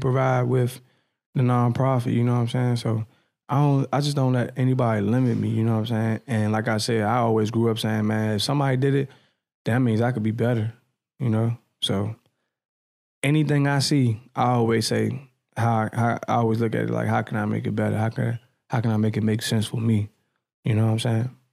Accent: Edgewood, United States; I'm from Edgewood. So, like, my, my hood, Edgewood

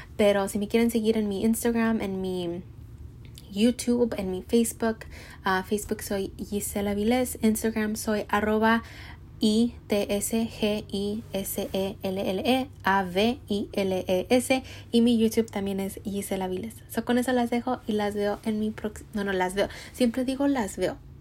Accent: Mexico; soy mexicana

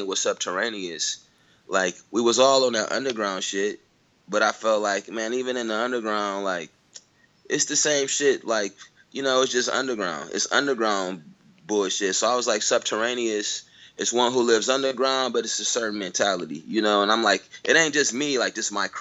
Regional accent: Pontiac, Michigan, United States; moved away; also born or lived in Detroit / Chicago / Albuquerque / Los Angeles; growing up in Pontiac

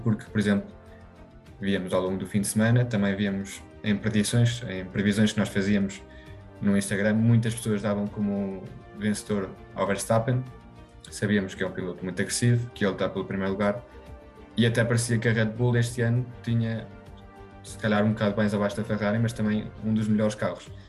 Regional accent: Spain; Eu, sendo espanhol

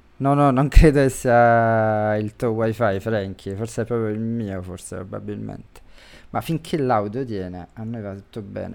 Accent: Campania, Italy; da campano

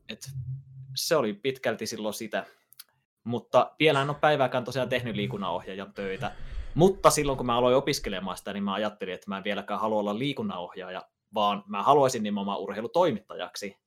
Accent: Ylivieska, North Ostrobothnia, Finland; mä oon Ylivieskasta, Pohjois-Pohjanmaalta kotosi

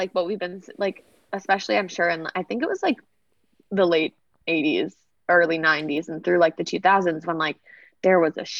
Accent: Chicago, Illinois, United States; now in Los Angeles, United States; I'm lucky that I grew up in Chicago, which is, like, as far as it goes, a pretty liberal city.

